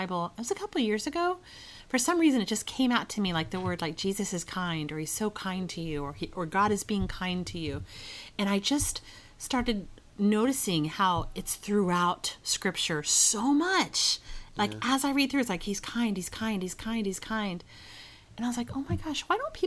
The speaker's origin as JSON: {"language": "English", "town": "Dallas", "region": "Texas", "country": "United States", "tie": "born or raised there", "said": "I grew up in Texas, which is like in the South"}